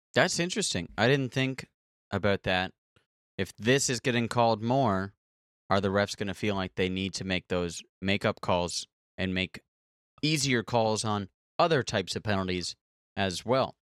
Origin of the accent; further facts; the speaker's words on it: Canada; I am so Canadian.